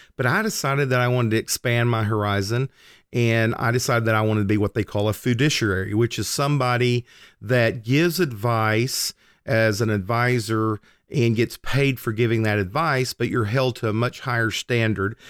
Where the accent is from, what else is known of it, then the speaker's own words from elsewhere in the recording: Oklahoma, United States; I was driving from my small town that I grew up in, that I still lived in, to Oklahoma City, which was about an hour drive.